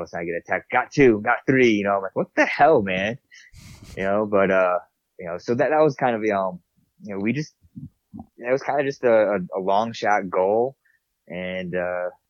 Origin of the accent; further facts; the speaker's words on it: New York, United States; moved away; I'm from New York